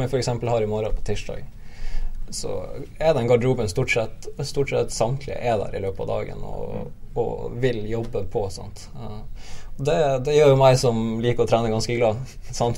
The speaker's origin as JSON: {"language": "Norwegian", "town": "Nordreisa", "region": "Troms", "country": "Norway", "moved": "yes", "lives_now": "Bergen, Norway", "said": "Nå er jeg fra Nordreisa"}